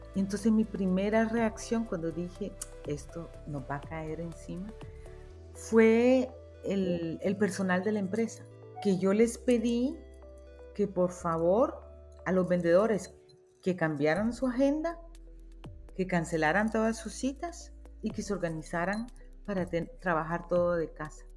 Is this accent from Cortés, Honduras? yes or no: no; Tegucigalpa, Francisco Morazán, Honduras; yo nací en Tegucigalpa, o sea que soy una citadina